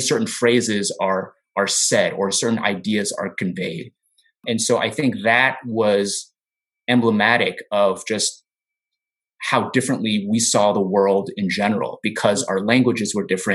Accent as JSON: {"language": "English", "country": "United States", "tie": "born or raised there", "said": "I was born and raised in the United States"}